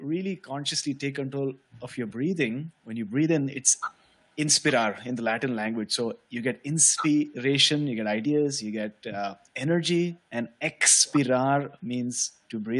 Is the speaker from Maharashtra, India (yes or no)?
yes; Mumbai, Maharashtra, India; I was born and brought up in Mumbai, which is a city on the west of India.